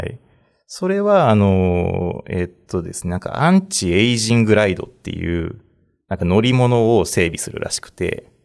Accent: Nara, Japan; moved away as an adult; also born or lived in Tokyo; 地元がこっちなんで、あの、奈良県生まれなんで

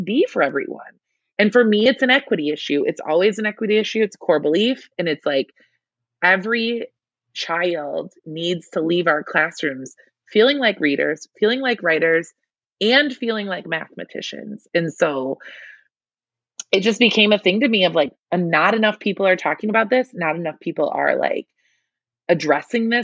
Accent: Michigan, United States; I'm in Michigan, I grew up in Michigan, I should say

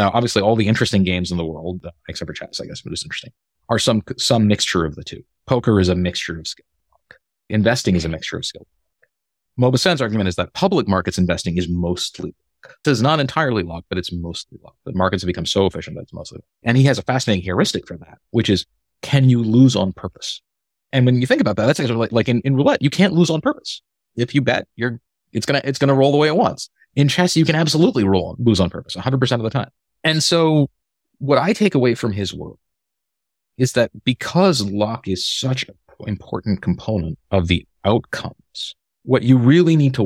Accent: Boston, Massachusetts, United States; I'm from Boston.

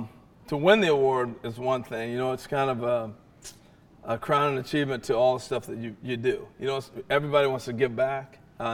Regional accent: West Coast, United States; now in Montclair, New Jersey, United States; I grew up on the West Coast, okay?

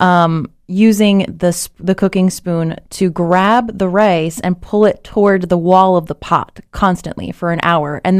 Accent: Miami, Florida, United States; I'm from Miami

